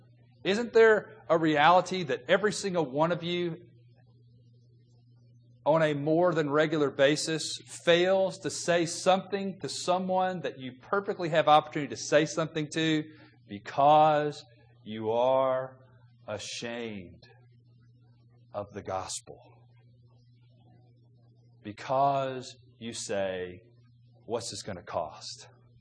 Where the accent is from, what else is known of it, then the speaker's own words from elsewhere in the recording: the South, United States; The culture that I grew up in God's country, the South